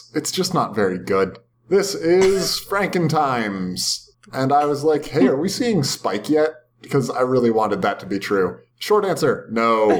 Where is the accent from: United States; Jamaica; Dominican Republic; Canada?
Canada